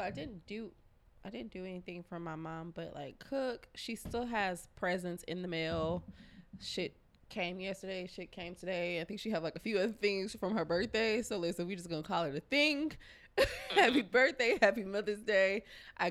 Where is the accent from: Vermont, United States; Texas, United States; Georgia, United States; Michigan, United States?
Texas, United States; Houston; I was born and raised here, Texas, Houston to be exact